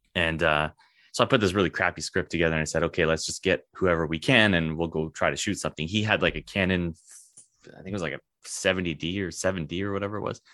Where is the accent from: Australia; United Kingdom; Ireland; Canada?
Canada; as a Canadian